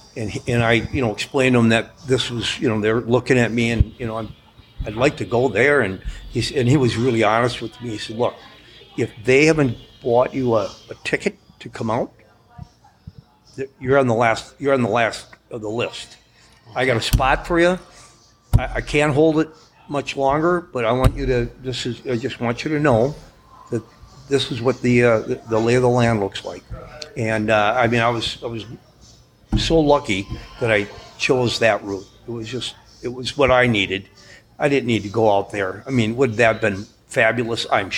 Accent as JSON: {"language": "English", "region": "Minnesota", "country": "United States", "said": "We're all from Minnesota."}